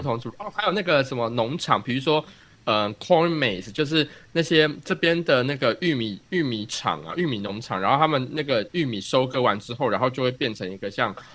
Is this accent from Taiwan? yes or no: yes; Taiwan; now in United States; 我们台湾人一定看过的